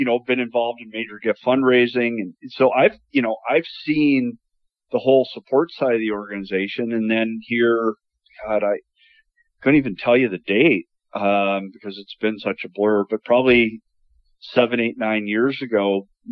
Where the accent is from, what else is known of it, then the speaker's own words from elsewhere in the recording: St. Paul, Minnesota, United States; now in Bismarck, United States; I grew up just outside of St. Paul.